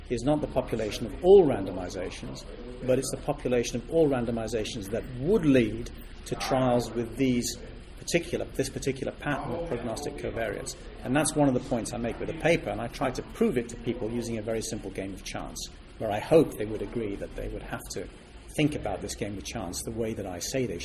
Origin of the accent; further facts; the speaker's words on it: Switzerland; moved away as an adult; now in United Kingdom; Well, I came from Switzerland to Britain to study, and I wanted to study mathematics